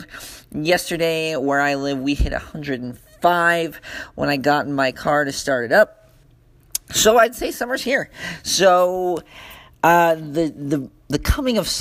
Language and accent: English; Ogden, Utah, United States; I'm from northern Utah, Ogden area. Been born and raised a Wildcat.